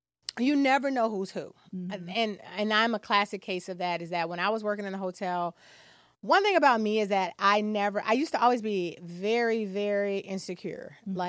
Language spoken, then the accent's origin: English; Chicago, Illinois, United States; because I'm such a Chicagoan that being on the West Side, Austin, that's still home.